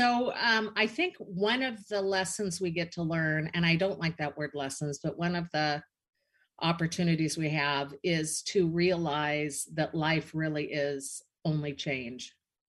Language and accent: English; Seattle, Washington, United States; moved away as an adult; also born or lived in Arizona; I am like three blocks away from where I grew up in Seattle.